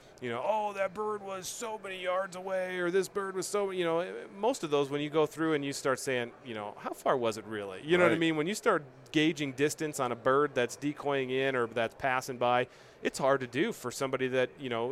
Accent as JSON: {"language": "English", "region": "Midwest", "country": "United States", "tie": "born or raised there", "also_born_or_lived": "Iowa / Minnesota", "said": "I grew up in the Midwest, you know, grew up in Iowa, Minnesota, that whole chain in there."}